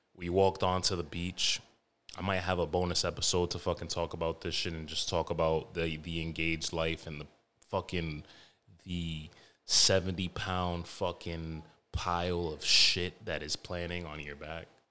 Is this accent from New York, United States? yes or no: yes; New York, United States; all of those older, savage, like, Middle Eastern niggas I grew up with in New York